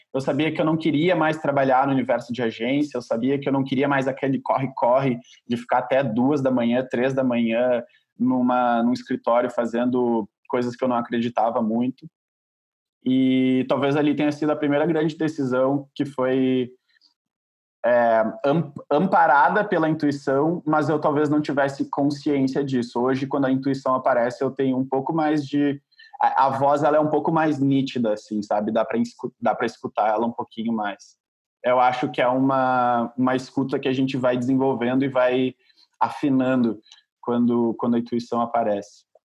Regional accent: Porto Alegre, Rio Grande do Sul, Brazil; moved away as an adult; also born or lived in Santa Maria, Rio Grande do Sul; now in São Paulo, Brazil; eu sou de Porto Alegre, na verdade eu cresci em Porto Alegre, mas eu uh, não nasci lá

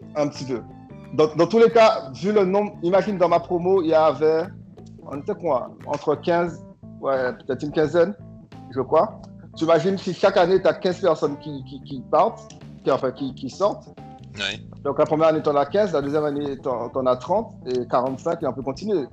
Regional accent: Guadeloupe; je viens de la Guadeloupe petite île euh, française dans la Caribéenne

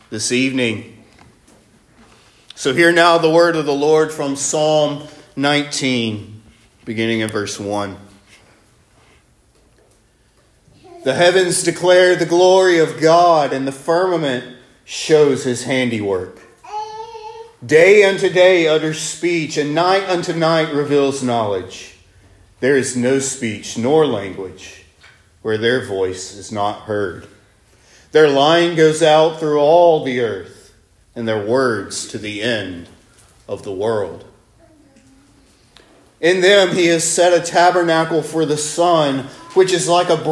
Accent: Northwest Alabama, United States; I'm from Northwest Alabama

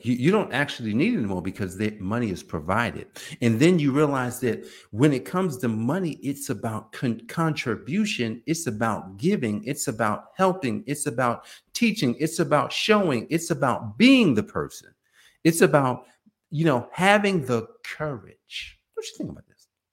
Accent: Newark, New Jersey, United States; we were growing up in Newark, New Jersey

